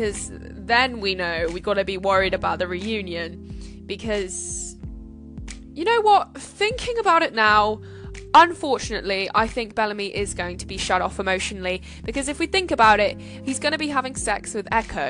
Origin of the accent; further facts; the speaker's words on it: United Kingdom; I'm British